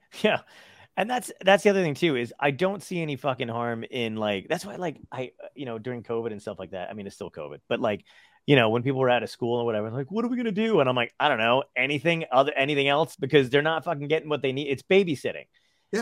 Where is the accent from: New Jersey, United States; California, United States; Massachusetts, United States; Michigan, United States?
New Jersey, United States; Toms River; born or raised there; also born or lived in Brooklyn, New York